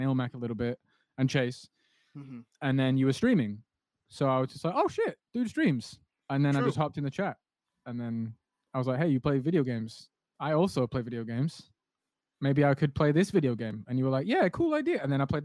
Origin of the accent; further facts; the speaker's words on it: England, United Kingdom; I'm from England